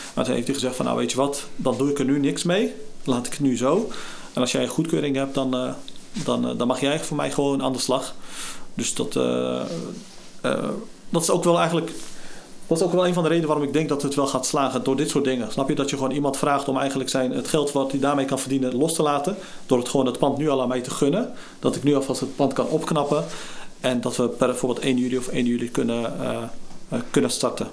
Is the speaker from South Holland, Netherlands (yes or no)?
yes; Gorinchem, South Holland, Netherlands; geboren en getogen in Gorkum, dan in de Haarwijk